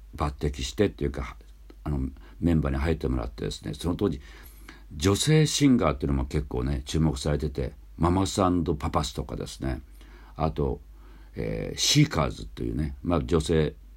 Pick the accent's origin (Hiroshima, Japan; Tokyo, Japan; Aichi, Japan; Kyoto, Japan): Hiroshima, Japan; Hatsukaichi; 僕廿日市町出身